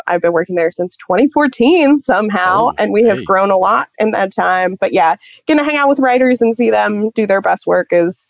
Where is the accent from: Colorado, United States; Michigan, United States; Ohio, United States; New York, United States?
Ohio, United States; Cincinnati; I grew up in Cincinnati, Ohio, and I was doing some just like general spooky Cincinnati Googling